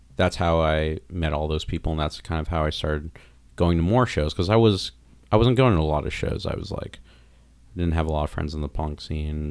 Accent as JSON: {"language": "English", "region": "South Florida", "country": "United States", "tie": "born or raised there", "also_born_or_lived": "New York City / Long Island / Wayne, New Jersey", "moved": "yes", "lives_now": "Chicago, United States", "said": "I grew up in Florida, and, like, my area in Florida was, like, bad beatdown hardcore"}